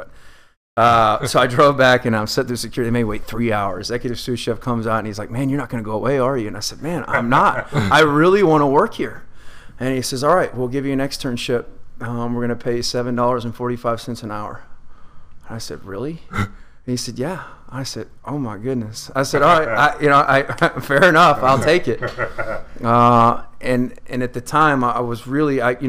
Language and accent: English; Arlington, Texas, United States; I grew up in Arlington, Texas